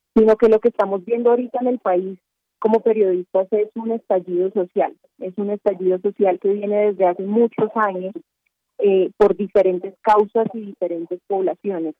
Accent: Cali, Valle del Cauca, Colombia; now in Bogotá, Colombia; Yo estoy en Bogotá, porque nuestra sede del periódico El Espectador es aquí en la capital, pero yo soy de Cali

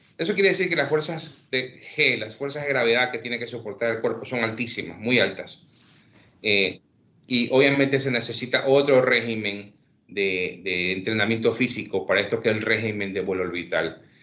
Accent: Ecuador; Yo soy nacido, criado, crecido en Ecuador

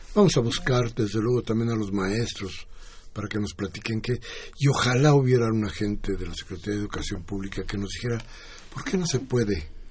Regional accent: Mexico; todos nosotros somos mexicanos

